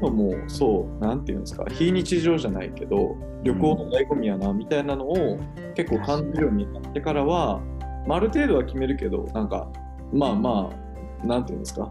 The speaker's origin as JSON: {"language": "Japanese", "region": "Kansai", "country": "Japan", "tie": "born or raised there", "also_born_or_lived": "Osaka / Hyogo", "moved": "as an adult", "lives_now": "Tokyo, Japan", "said": "大阪と兵庫なんで、関西でずっと育った"}